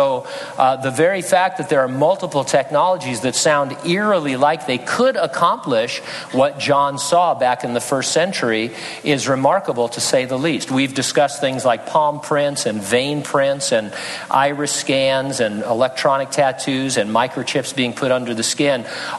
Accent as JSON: {"language": "English", "town": "San Bernardino", "region": "California", "country": "United States", "tie": "born or raised there", "said": "In California, the counties of Los Angeles, Riverside, and my hometown, San Bernardino, have contributed scans"}